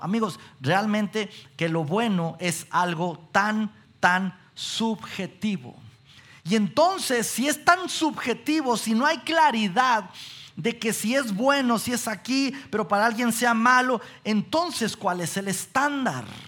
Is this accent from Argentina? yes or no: no; Mexico; como mexicanos que somos